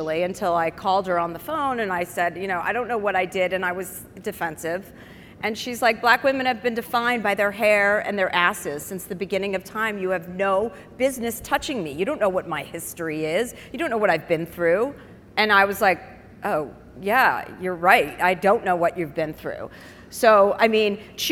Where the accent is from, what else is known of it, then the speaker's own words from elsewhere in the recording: Livingston, New Jersey, United States; moved away; also born or lived in Brentwood / Bel Air; I grew up in Livingston, New Jersey